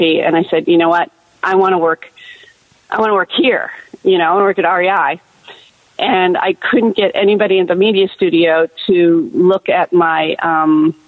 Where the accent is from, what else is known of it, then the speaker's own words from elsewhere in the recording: Los Angeles, California, United States; moved away as an adult; now in Seattle, United States; I was from Los Angeles and I owned a house